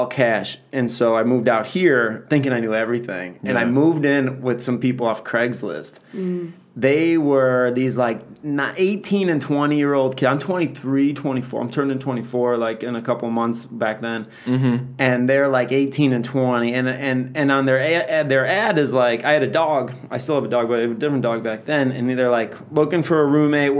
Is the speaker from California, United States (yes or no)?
no; Chicago, Illinois, United States; moved away as an adult; also born or lived in North Hollywood; now in Los Angeles, United States; I'm like 23, 24, and I'm from Chicago